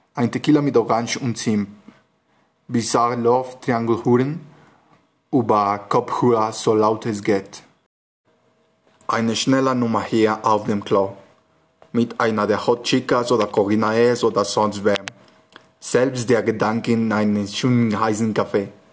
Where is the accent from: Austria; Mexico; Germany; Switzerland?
Mexico; Mexico City; German is a second language; ich komme aus Mexiko-Stadt